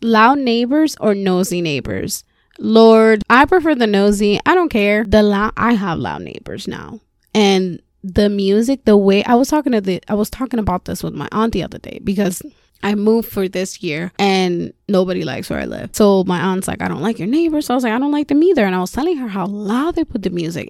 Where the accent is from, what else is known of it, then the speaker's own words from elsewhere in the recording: Puerto Rico; first language Spanish; English is a second language; moved away as an adult; also born or lived in Florida; Born and raised in Puerto Rico